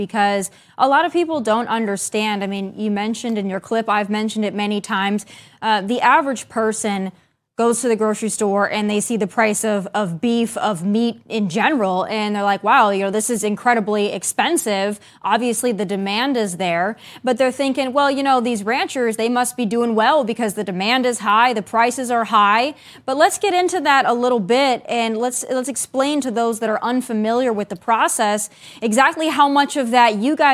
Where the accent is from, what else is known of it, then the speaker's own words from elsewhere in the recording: South Dakota, United States; born and raised in South Dakota